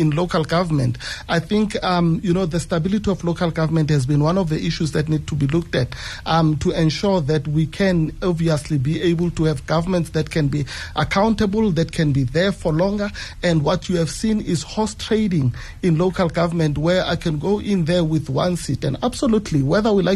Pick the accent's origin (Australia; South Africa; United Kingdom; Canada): South Africa; Winterveld; I grew up in Winterfeld